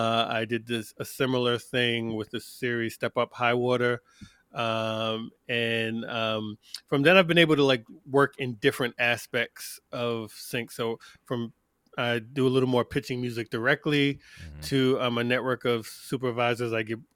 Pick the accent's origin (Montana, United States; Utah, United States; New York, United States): New York, United States; also born or lived in Atlanta; now in Greenville, United States; I'm originally from New York, lived in Atlanta for the last 15 years, and now I'm in Greenville, South Carolina.